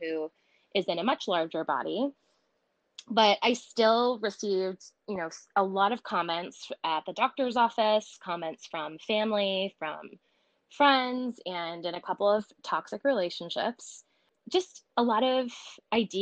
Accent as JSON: {"language": "English", "region": "Connecticut", "country": "United States", "tie": "born or raised there", "said": "I grew up in Connecticut, right outside of New York City, about 40 minutes away"}